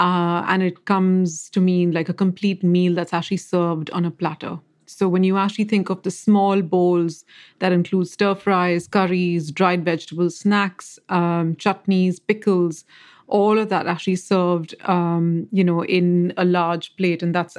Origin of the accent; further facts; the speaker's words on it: West India, India; moved away; the kind of vegetables we actually got in the west of India when I was growing up in India were different as well.